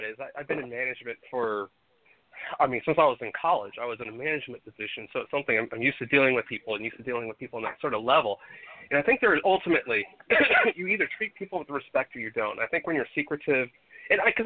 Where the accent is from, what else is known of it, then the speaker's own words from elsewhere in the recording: Texas, United States; growing up in Texas, I've seen plenty of that kind of crap in my life